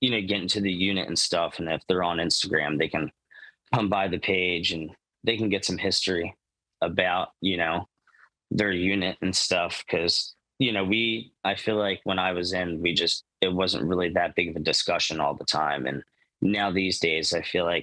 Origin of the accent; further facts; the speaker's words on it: New Jersey, United States; I'm from New Jersey